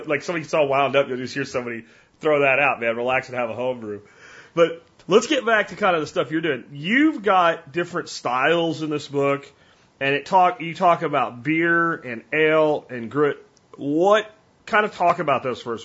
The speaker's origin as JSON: {"language": "English", "town": "Pottsville", "region": "Pennsylvania", "country": "United States", "said": "I'm from Pottsville, home of Yingling beer"}